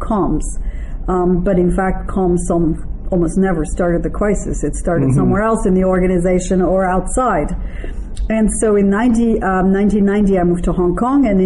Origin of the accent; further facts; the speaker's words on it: France; moved away as an adult; also born or lived in Israel / Taiwan; I'm originally French, and actually I have a French passport, but I'm bilingual because my stepfather was from Toronto, Canada. I was raised mostly in France